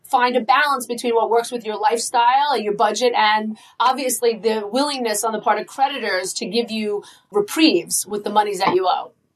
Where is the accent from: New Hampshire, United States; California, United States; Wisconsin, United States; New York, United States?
New York, United States; Long Island; accent: Long Island; I'm proud of my Long Island accent